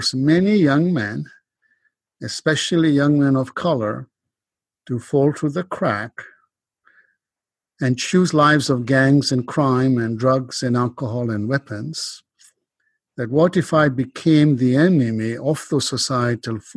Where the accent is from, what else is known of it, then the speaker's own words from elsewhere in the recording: Kenya; moved away as an adult; now in United States; I grew up in Kenya and emigrated to the US in my 20s